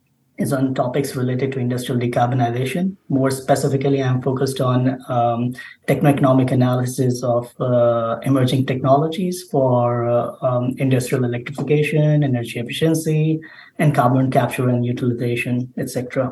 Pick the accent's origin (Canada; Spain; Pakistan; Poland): Pakistan; moved away; However, I come from Pakistan and have seen energy crisis, load shedding since my childhood.